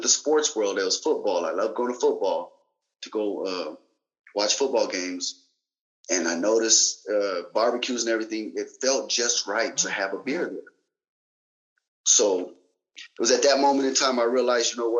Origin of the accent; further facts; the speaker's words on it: Salinas, California, United States; also born or lived in Germany; I was from Salinas, California